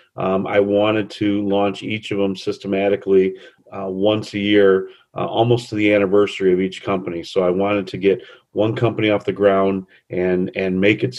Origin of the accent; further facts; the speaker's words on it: Trenton, Michigan, United States; moved away as an adult; now in Grosse Ile, United States; I was born and raised in Trenton, right over the bridge, and spent most of my adult life there